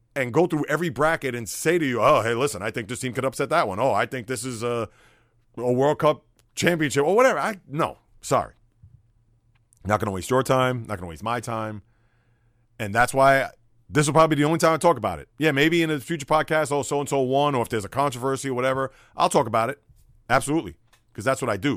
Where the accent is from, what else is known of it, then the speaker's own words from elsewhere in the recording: New York City, New York, United States; as a young boy growing up in the Bronx